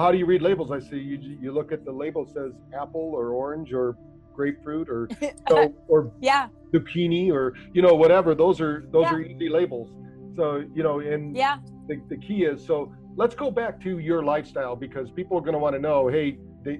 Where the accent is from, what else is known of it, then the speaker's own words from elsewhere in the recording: Battle Creek, Michigan, United States; we grew up in Battle Creek, Michigan